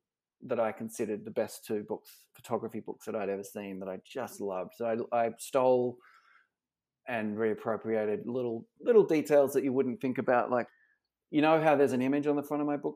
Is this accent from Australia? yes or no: yes; Australia; moved away as an adult; now in United States; as an Aussie barista